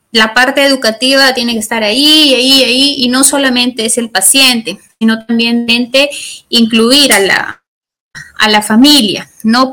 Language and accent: Spanish; Chiclayo, Lambayeque, Peru; now in Lima, Peru; yo soy de Chiclayo. Yo, bueno, actualmente radico en la ciudad de Lima